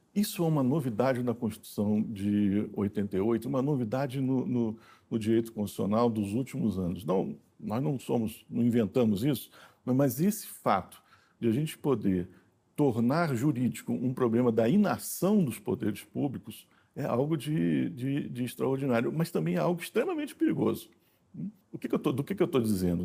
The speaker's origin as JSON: {"language": "Portuguese", "town": "Brasília", "region": "Federal District", "country": "Brazil", "tie": "born or raised there", "also_born_or_lived": "Rio de Janeiro", "said": "nasci em 1961, né, no, no, Rio de Janeiro, mas passei a minha vida toda em Brasília"}